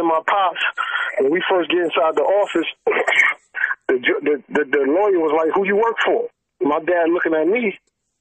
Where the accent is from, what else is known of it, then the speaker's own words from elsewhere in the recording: New York City, New York, United States; I'm from East New York, Brooklyn. Pink Houses Project